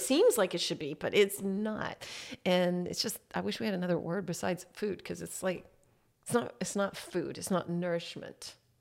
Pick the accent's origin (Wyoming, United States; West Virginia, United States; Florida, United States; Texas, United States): Texas, United States; Harker Heights; moved away as an adult; also born or lived in Temple, Texas; I grew up in Harker Heights, which is outside Killeen